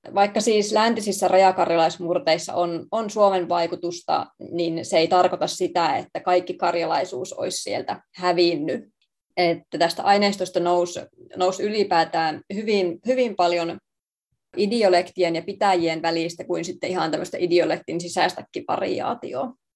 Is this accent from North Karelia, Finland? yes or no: no; Savonlinna, South Savo, Finland; me on tosiaan kotoisin siis Savonlinnasta